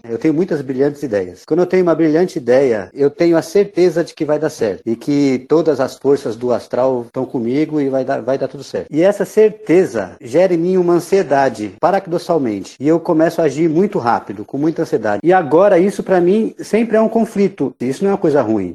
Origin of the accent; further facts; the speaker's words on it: São Paulo, Brazil; vivi a vida inteira em São Paulo. Eu fui criado no interior de Itaquera, na Vila Progresso